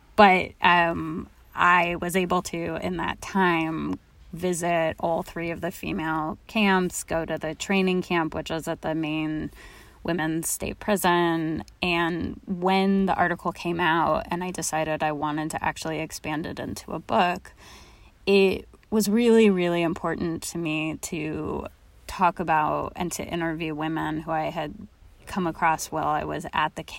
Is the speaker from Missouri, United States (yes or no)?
no; Los Angeles, California, United States; moved away; also born or lived in Oakland; I grew up in Los Angeles